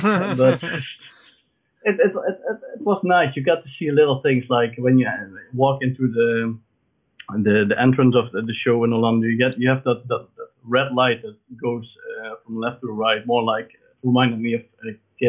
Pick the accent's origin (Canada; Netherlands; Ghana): Netherlands; I came all the way from the Netherlands